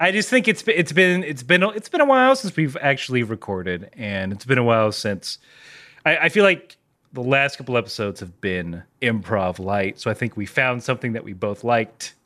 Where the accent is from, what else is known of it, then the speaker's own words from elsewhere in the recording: United Kingdom; I'm British.